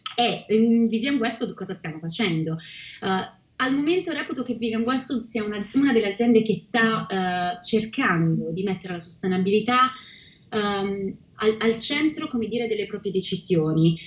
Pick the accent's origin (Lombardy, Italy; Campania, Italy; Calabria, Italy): Calabria, Italy; Reggio Calabria; moved away as an adult; also born or lived in Rome / Milan / Vancouver; now in London, United Kingdom; sono nata a Reggio Calabria e dopo aver vissuto tra Roma, Milano e Vancouver Oggi vivo a Londra da quasi sette anni